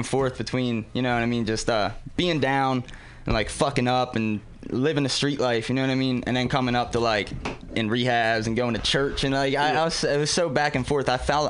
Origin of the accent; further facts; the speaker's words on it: Baltimore, Maryland, United States; I know I've talked to a couple people and told them I was from Baltimore